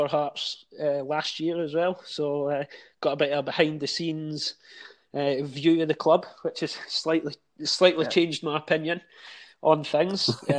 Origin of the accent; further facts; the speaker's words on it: East Lothian, Scotland, United Kingdom; I'm from East Lothian, so just stay outside Edinburgh.